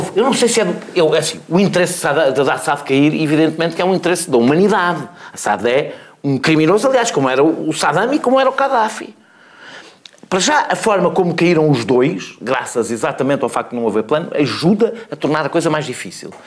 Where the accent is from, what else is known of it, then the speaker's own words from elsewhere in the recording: Portugal; enquanto português